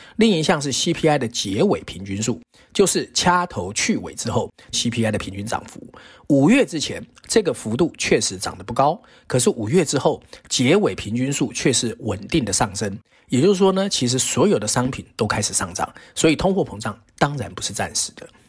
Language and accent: Chinese; Taiwan; 在台湾长大的我们